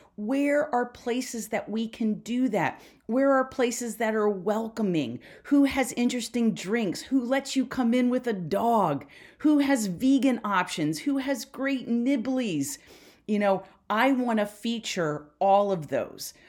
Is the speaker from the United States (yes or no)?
yes; Philadelphia, Pennsylvania, United States; I'm from Philly